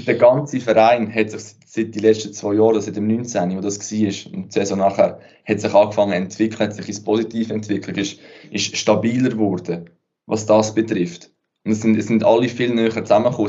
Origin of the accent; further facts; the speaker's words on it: Switzerland; bei uns in der Schweiz